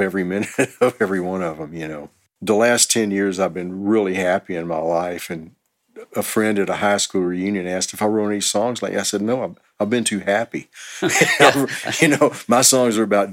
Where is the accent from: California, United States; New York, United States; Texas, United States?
Texas, United States; Houston; moved away as an adult; also born or lived in Los Angeles; now in Austin, United States; I'm originally from Houston, and in 88, I moved to Los Angeles for about 3 years